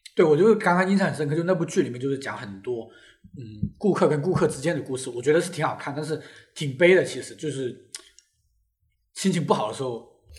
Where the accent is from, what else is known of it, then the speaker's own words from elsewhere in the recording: Guangdong, China; 首先我就是一个不吃蛇的广东人，我非常地害怕蛇